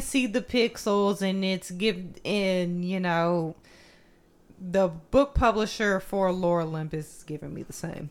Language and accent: English; United States; I'm just American